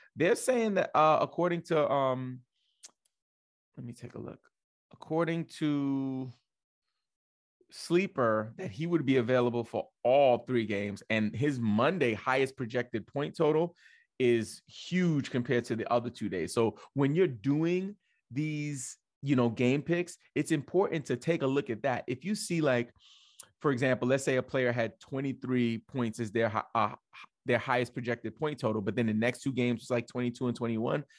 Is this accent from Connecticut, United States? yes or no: no; New York City, New York, United States; moved away as an adult; also born or lived in Metro Atlanta, Georgia; now in Atlanta, United States; I'm Brooklyn first because I'm born and raised in Brooklyn